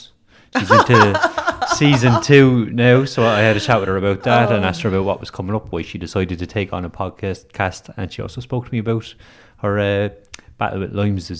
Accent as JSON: {"language": "English", "town": "Dublin", "region": "Leinster", "country": "Ireland", "said": "So we're both from Dublin."}